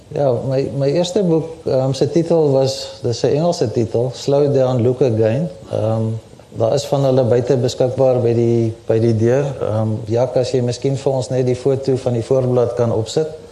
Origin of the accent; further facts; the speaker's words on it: Pretoria, Gauteng, South Africa; also born or lived in Bloemfontein, Free State; Ek is in Bloemfontein gebore, maar ek het eintlik maar buitekant Pretoria groot geword van omtrent 3, 4 jaar oud af